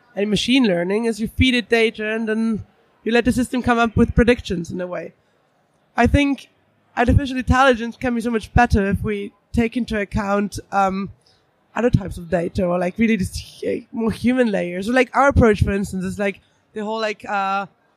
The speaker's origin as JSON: {"language": "English", "region": "Vienna", "country": "Austria", "moved": "yes", "lives_now": "London, United Kingdom", "said": "I'm from Vienna, live in London"}